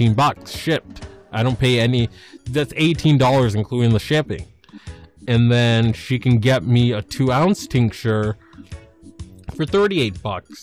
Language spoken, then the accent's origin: English; Massachusetts, United States; Massachusetts, my home state